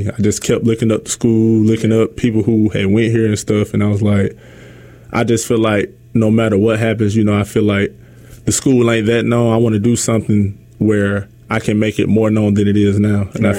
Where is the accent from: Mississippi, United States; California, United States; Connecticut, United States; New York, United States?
Mississippi, United States; Jackson; moved away as an adult; also born or lived in Kosciusko, Mississippi / Cleveland, Mississippi; I'm from West Jackson, Mississippi. Okay. You know, by the way of Kosciuszko